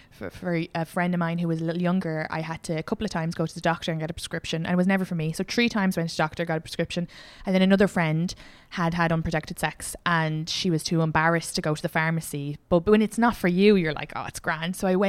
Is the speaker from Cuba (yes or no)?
no; County Kildare, Ireland; I'm from Kildare.